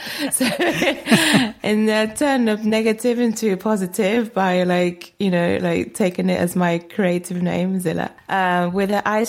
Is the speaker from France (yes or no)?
yes; France; moved away; I'm actually French. I was born in France, so I'm French, but I've been here most of my life.